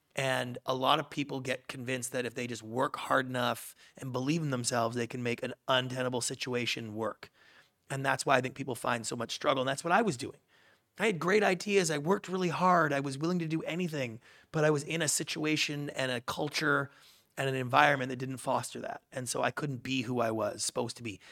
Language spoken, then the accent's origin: English; Canada; moved away; I grew up in Canada